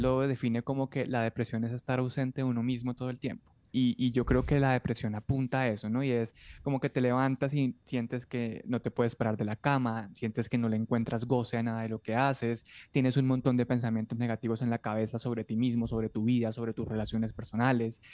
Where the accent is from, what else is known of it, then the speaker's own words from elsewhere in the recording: Colombia; yo soy un periodista colombiano